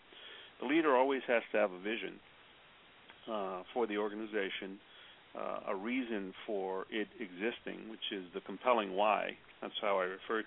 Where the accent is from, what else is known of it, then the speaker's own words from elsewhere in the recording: New York City, New York, United States; I grew up on the Lower East Side of New York and went to school in New York City